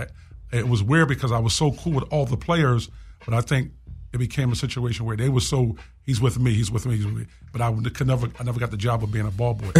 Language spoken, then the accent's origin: English; Philadelphia, Pennsylvania, United States; Born and raised in Philadelphia.